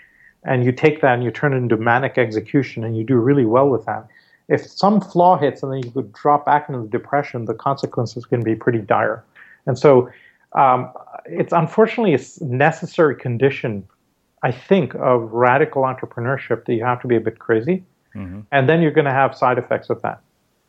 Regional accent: India; And so growing up in India, I mean, every time we went to school, the school bus took us through the Dharavi slums

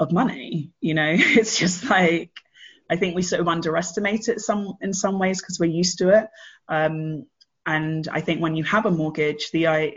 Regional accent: London, United Kingdom; moved away as an adult; also born or lived in Bristol; now in Berlin, Germany; I left my family in South London. I'm from Battersea.

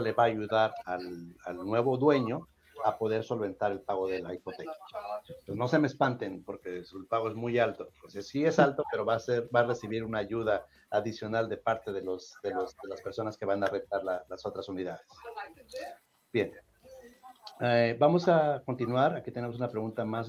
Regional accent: Mexico; moved away; No soy colombiano, no soy colombiano, soy de México

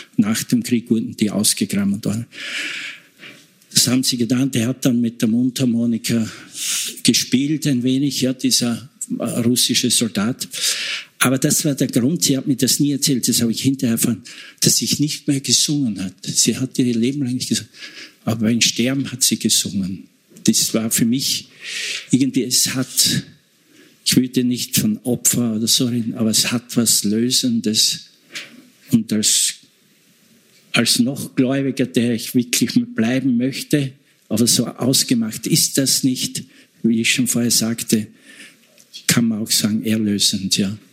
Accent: Eastern Styria, Austria; ich komme aus Oststeiermark, da war Frontgebiet

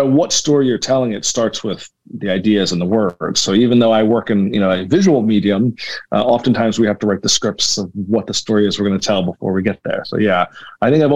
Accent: Philadelphia, Pennsylvania, United States; I was born in Philadelphia, born and raised

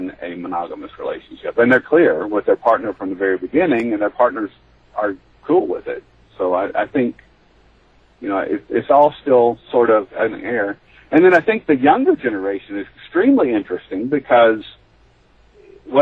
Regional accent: Tennessee, United States; I'm from the South, I'm from Tennessee

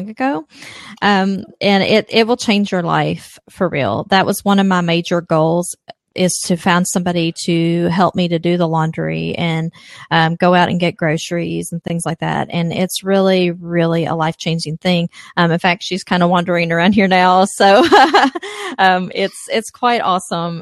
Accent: Kentucky, United States; I'm from Kentucky. That's where the accent's from.

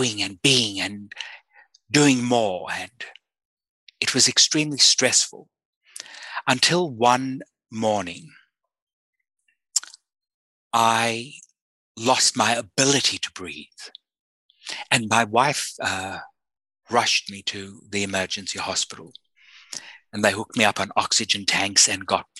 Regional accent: South Africa; I was born in South Africa at the height of the apartheid system

